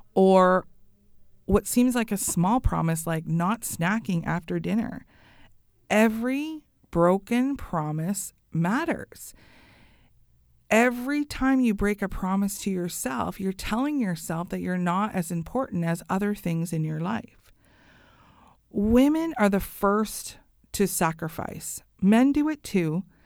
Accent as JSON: {"language": "English", "country": "Canada", "said": "I love being Canadian"}